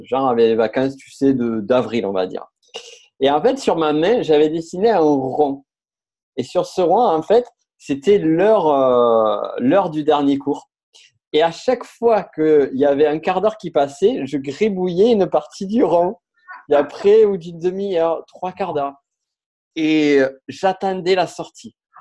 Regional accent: Toulouse, Occitania, France; je viens de Toulouse.

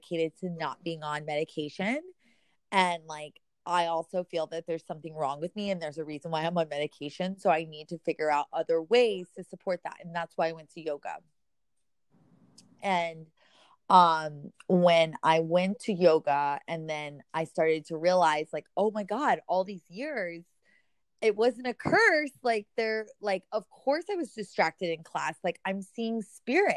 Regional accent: Memphis, Tennessee, United States; also born or lived in New York City; now in Miami, United States; I'm originally from Memphis, and I moved to New York City

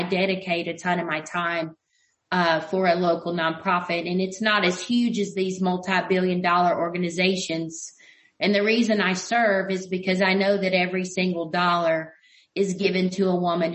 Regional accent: United States; we as American people

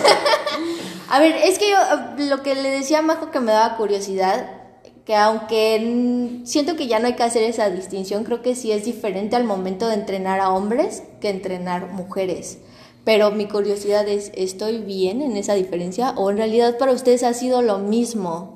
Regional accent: Mexico City, Mexico; now in Cancún, Mexico; yo sí vengo de la Ciudad de México y ahí mi familia juega en perros negros

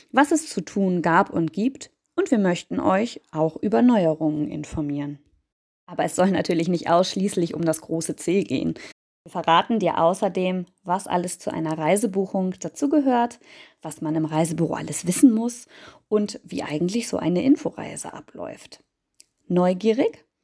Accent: Baden-Württemberg, Germany; now in Bremen, Germany; Aufgewachsen im Schwarzwald hatte ich eigentlich schon relativ früh den Wunsch, irgendwann einmal an der See zu wohnen. Naja, bis zur See direkt habe ich es nicht ganz geschafft. Ich bin kurz vorher in Bremen hängen geblieben

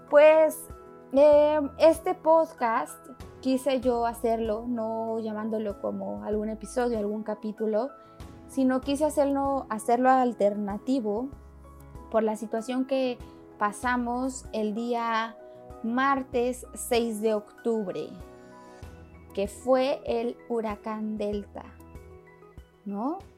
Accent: Mexico City, Mexico; Yo como chilanga estoy acostumbrada a que en la Ciudad de México pues he vivido diferentes temblores

